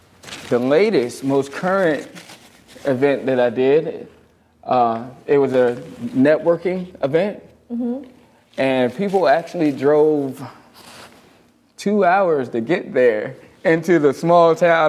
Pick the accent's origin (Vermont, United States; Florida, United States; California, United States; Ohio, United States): Florida, United States; Leesburg; also born or lived in Bushnell, Florida; I was born in Leesburg.